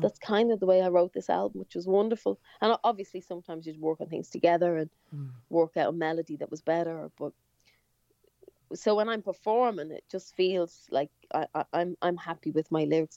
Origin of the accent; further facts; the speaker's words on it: Ireland; first language English; we're Irish, but I actually I don't speak Irish